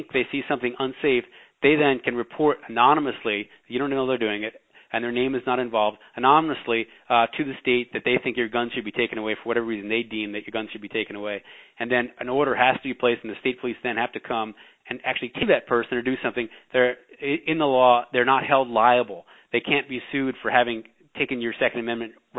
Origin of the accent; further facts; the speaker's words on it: New York, United States; I'm a New Yorker